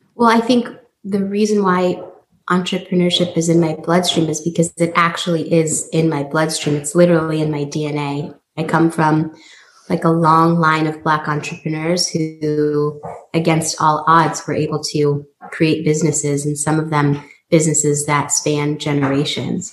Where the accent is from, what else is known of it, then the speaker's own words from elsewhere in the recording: San Francisco, California, United States; also born or lived in New York; move back to the Bay Area, you know, which is my hometown, San Francisco